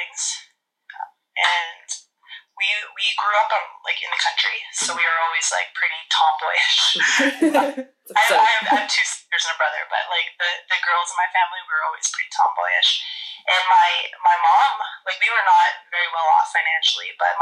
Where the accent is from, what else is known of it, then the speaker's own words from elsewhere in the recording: Alberta, Canada; moved away as an adult; also born or lived in Vancouver, British Columbia; I'm Canadian. I was born in a small town in the province of Alberta. And then after high school, I moved to British Columbia, Vancouver